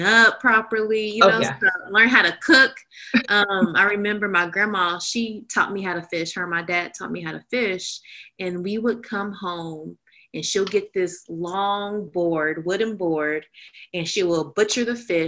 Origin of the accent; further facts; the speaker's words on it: Oakland, California, United States; I was born and raised in Oakland, and I graduated from Skyline High School